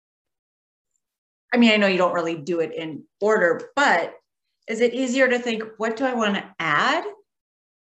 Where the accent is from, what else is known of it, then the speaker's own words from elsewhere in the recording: Minnesota, United States; I grew up in Minnesota